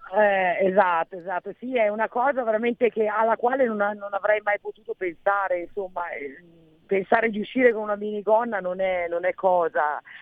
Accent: Giussano, Lombardy, Italy; Io sono nativa di Giussano

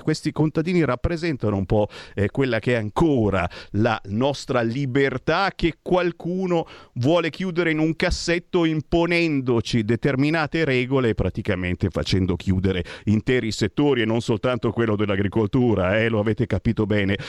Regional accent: Monza, Lombardy, Italy; Monza, mia città natale, ci ho vissuto 30 anni

